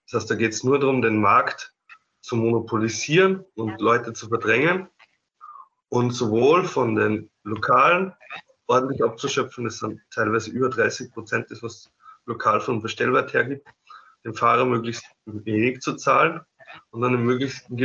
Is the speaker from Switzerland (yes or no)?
no; Upper Austria, Austria; ich bin eigentlich aus Oberösterreich